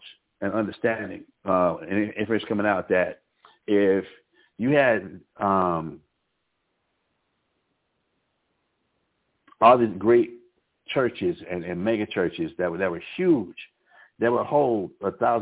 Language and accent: English; Albuquerque, New Mexico, United States; moved away; also born or lived in Harlem, New York; I grew up in Albuquerque, New Mexico